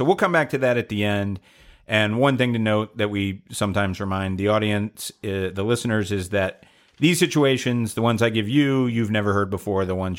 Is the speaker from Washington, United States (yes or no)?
no; Atlanta, Georgia, United States; I'm from Atlanta, Georgia.